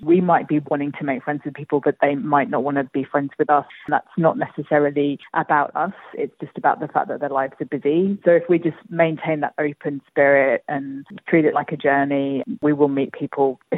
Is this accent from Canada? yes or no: no; Singapore; now in Australia; I come from Singapore